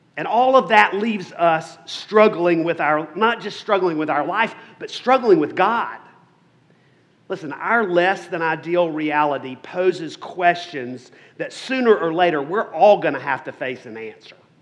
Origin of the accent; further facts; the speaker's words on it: South Carolina, United States; accent: Southern; I grew up in South Carolina, or South Carolina as we say.